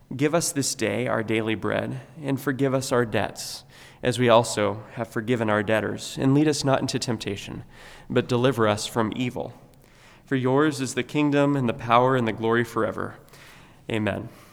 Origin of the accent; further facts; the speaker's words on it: United States; we have been naturally accustomed to praying growing up in America